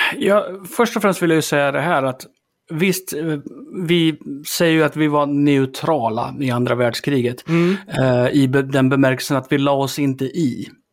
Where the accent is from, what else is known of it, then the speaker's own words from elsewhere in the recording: Sweden; vi är som svenskar